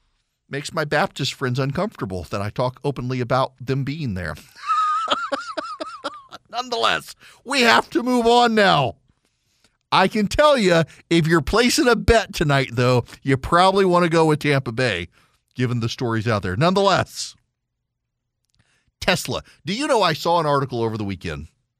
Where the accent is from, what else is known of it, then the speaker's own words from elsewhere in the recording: Dubai, United Arab Emirates; So when I was a kid, I grew up in Dubai